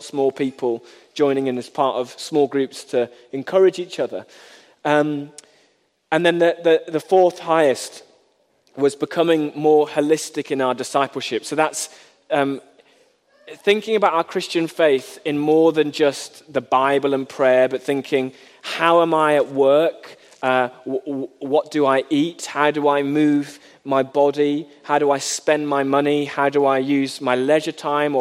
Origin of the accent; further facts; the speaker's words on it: United Kingdom; we are British